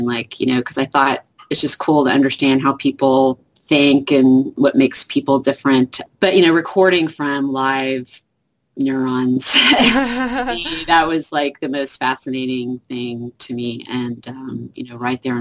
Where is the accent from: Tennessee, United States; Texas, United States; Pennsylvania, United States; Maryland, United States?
Texas, United States; also born or lived in Oklahoma; I'm a Texan. I've lived here almost all my life, Texas and Oklahoma.